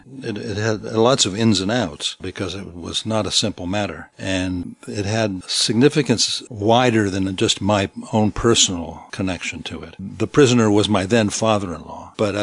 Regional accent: Syros, South Aegean, Greece; accent: Syros waterfront; first language Greek; English is a second language; also born or lived in London, United Kingdom; I was born in London, and I came to Greece when I was about 6 months old. And the first language I spoke was Greek. And I've spoken in Syros, of the island of Syros.

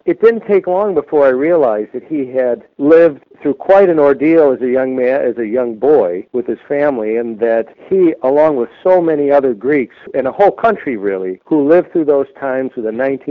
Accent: Chicago, Illinois, United States; I was born in the Chicago area and live here now with my family. I'm a lawyer in Chicago.

